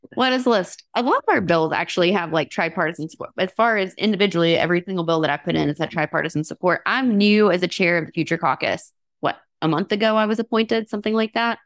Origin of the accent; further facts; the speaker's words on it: Alabama, United States; now in Vermont, United States; I grew up in Alabama, you know, debutante culture, went to etiquette class